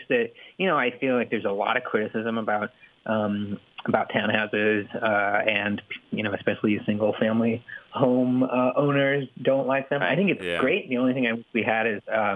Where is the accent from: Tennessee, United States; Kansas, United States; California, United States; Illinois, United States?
California, United States; I grew up in California. I like California, and I'm very settled in California.